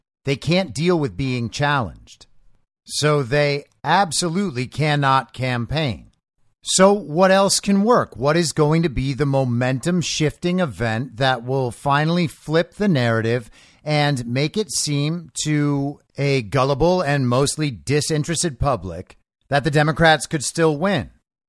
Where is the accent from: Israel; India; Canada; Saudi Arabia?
Israel; Growing up in Israel, in the shadow of the world's longest running conflict, I often considered whether it is better to forgo prosecution in favor of other forms of accountability and healing.